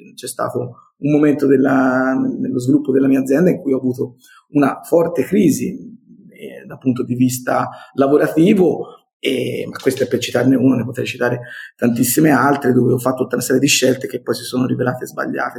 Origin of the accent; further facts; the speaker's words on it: Montelupo Fiorentino, Tuscany, Italy; accent: Tuscan; Sono toscano, come credo si senta dal mio accento, classe 1972